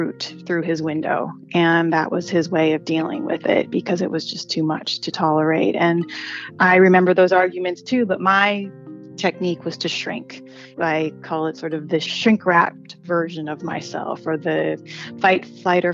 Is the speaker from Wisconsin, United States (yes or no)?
yes; Wisconsin, United States; I grew up in Wisconsin in the mid-70s and 80s